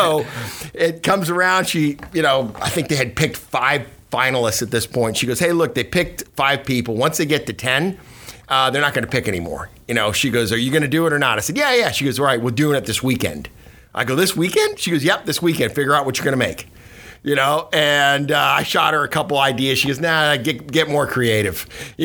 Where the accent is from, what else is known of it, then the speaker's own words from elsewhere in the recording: Cuba; now in United States; I was born in Cuba, you know, immigrated here in 68